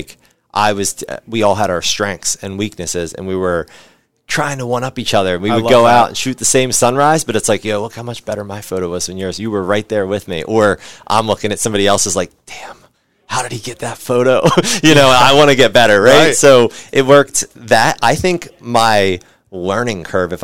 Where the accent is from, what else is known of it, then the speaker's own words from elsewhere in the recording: West Chester, Pennsylvania, United States; I grew up in Westchester, Pennsylvania